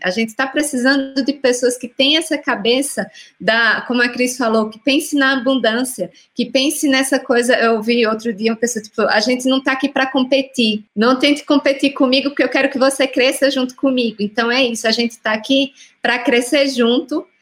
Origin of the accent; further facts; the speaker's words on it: Northeast Region, Brazil; eu sou do Nordeste